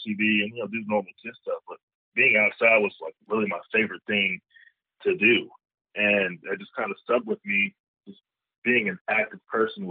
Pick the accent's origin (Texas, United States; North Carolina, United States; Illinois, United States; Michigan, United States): Texas, United States; Arlington; I am originally from Arlington, Texas. I was raised there.